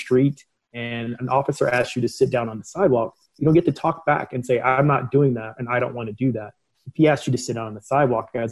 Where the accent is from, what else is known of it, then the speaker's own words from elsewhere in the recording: Denver, Colorado, United States; also born or lived in St. Louis, Missouri; My mom moved to Denver, Colorado when I was about 7 years old. I grew up in the Montbello neighborhood, Green Valley Ranch neighborhood in Denver, Colorado